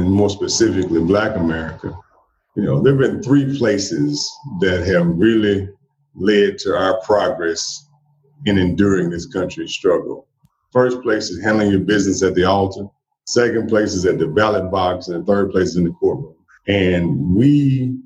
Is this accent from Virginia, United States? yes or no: no; central Mississippi, United States; also born or lived in Jackson, Mississippi; I was born right here in Jackson, Mississippi. And I was raised kind of all over central Mississippi